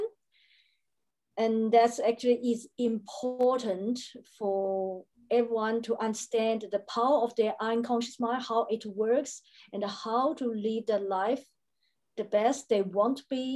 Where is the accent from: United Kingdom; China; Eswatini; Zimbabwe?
China; now in Brisbane, Australia; I am located now in Brisbane, Australia. I was born in China, and Australia is a country of my choice.